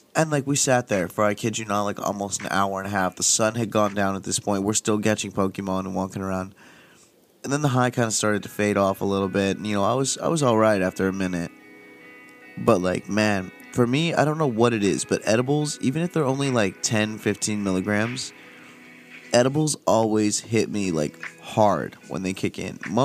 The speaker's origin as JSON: {"language": "English", "town": "Palm Desert", "region": "California", "country": "United States", "tie": "born or raised there", "moved": "yes", "said": "my hometown of Palm Desert"}